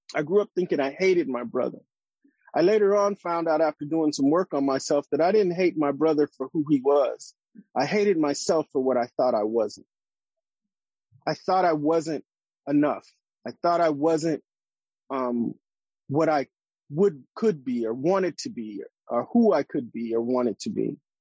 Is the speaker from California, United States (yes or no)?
yes; Los Angeles, California, United States; in the neighborhoods where I grew up in Los Angeles and South Central